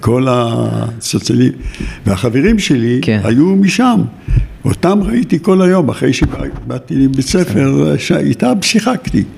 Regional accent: Givatayim, Tel Aviv District, Israel; born or raised there; also born or lived in Jaffa

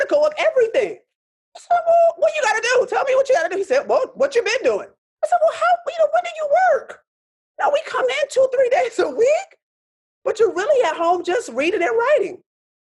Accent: Rochester, New York, United States; moved away; also born or lived in Pittsburgh; I'm born and raised in Rochester

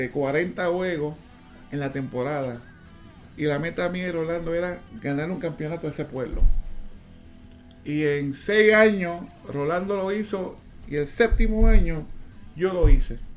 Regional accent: Panama; nos conocimos aquí en mi país, se casó con una, panameña.

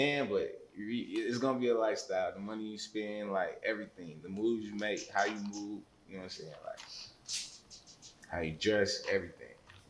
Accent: Stone Mountain, Georgia, United States; I'm from Stone Mountain. When people ask me where I'm from, I just say Stone Mountain.

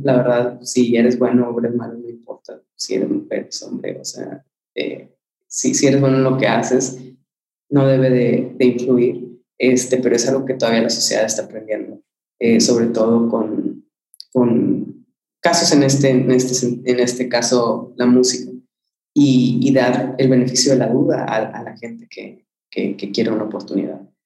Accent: Mexico; moved away as an adult; also born or lived in Monterrey; now in London, United Kingdom; como cualquier latino y mexicano

